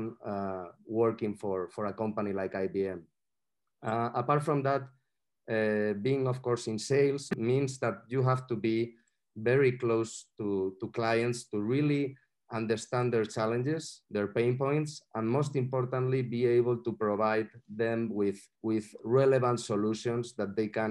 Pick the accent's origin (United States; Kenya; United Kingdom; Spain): Spain; Madrid, Community of Madrid; I'm from Madrid